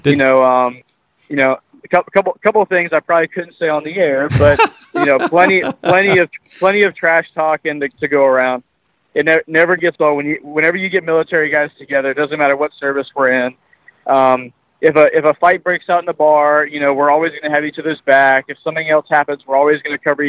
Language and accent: English; Redington Beach, Florida, United States; moved away as an adult; also born or lived in Hawaii; I grew up in a place called Reddington Beach, which is in the St. Petersburg area, but on the beach side